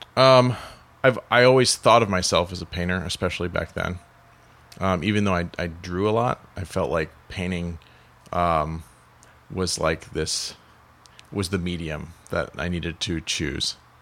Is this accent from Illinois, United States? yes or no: yes; Joliet, Illinois, United States; I'm from Joliet